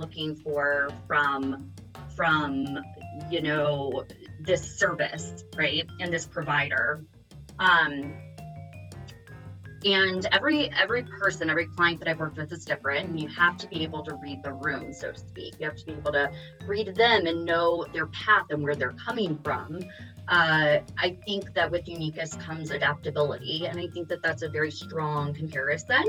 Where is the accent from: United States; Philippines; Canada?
United States; the South; accent: Southern; now in San Diego, United States; I've been trying to hide my Southern accent